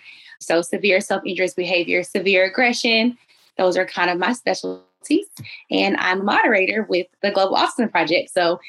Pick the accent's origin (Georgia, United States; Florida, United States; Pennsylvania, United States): Georgia, United States; Atlanta; I'm a native of Atlanta, Georgia, currently residing in Texas.